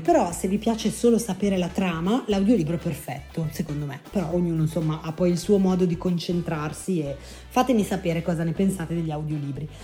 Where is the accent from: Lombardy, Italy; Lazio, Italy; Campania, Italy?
Lombardy, Italy; also born or lived in Piedmont / Lunigiana; io sono nata in Piemonte, cresciuta in Lombardia e sono di origini lunigianesi